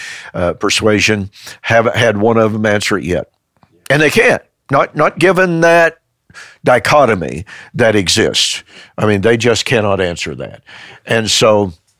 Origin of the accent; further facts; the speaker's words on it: Prairie Grove, Arkansas, United States; moved away; also born or lived in Shawnee, Oklahoma / Ardmore, Oklahoma; I was born in Prairie Grove, Arkansas, at the Elizabeth Hospital